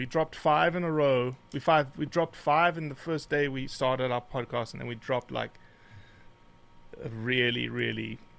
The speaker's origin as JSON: {"language": "English", "country": "South Africa", "tie": "born or raised there", "also_born_or_lived": "Rio de Janeiro, Brazil"}